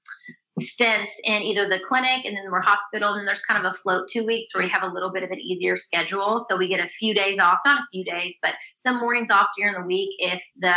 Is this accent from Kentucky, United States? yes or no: yes; Kentucky, United States; moved away as an adult; also born or lived in Alabama; I'm from Kentucky. I was a resident of Kentucky